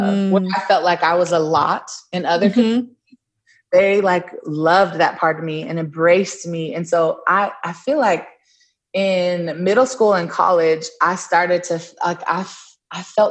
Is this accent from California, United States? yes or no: yes; Inland Empire, Southern California, United States; also born or lived in Long Beach, California; I grew up in so the Inland Empire